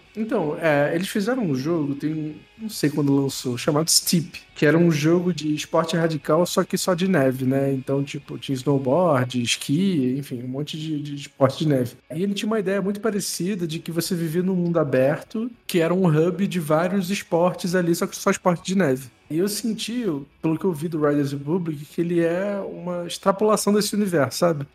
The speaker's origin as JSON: {"language": "Portuguese", "country": "Brazil", "said": "a gente, como brasileiro"}